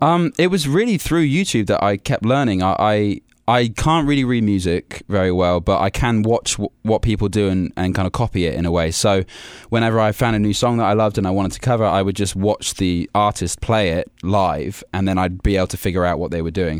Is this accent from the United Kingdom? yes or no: yes; Warwickshire, West Midlands, United Kingdom; also born or lived in London; I was born in London, but I've been raised in, uh, a place called Warwickshire, which is right in the middle of England